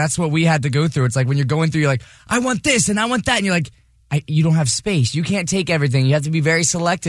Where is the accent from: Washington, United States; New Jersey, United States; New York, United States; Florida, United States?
Florida, United States; Hollywood; moved away; Like, I was born down in Hollywood, Florida.